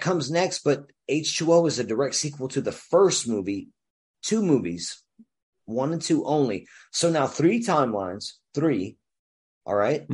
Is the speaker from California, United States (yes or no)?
no; Louisiana, United States; moved away as an adult; also born or lived in New Jersey; I grew up in Louisiana